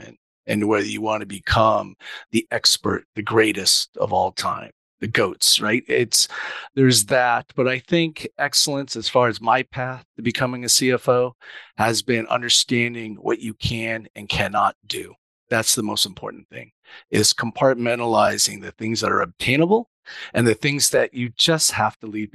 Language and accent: English; Huntington Beach, California, United States; typical Japanese kid growing up in Orange County